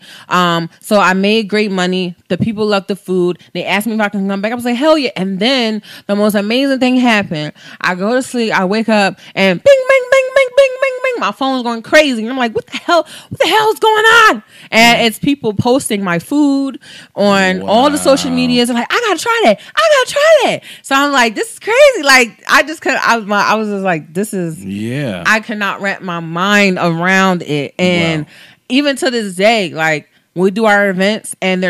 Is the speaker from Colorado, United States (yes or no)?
no; Coatesville, Pennsylvania, United States; when I went to high school in Coastville, I went to Coastville High School